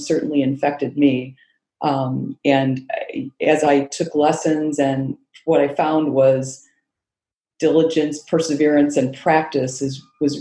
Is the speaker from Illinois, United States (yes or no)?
yes; Rockford, Illinois, United States; also born or lived in Iowa / North Carolina; now in Chicago, United States; our Rockford Park District. That's the city I grew up in Illinois